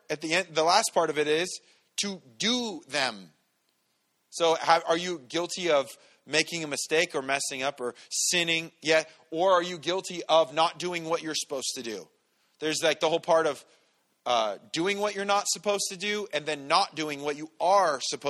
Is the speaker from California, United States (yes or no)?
yes; San Bernardino, California, United States; I grew up in San Bernardino.